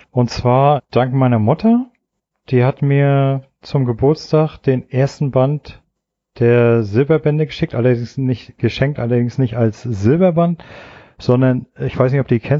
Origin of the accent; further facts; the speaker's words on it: East Germany, Germany; ich bin ja in der DDR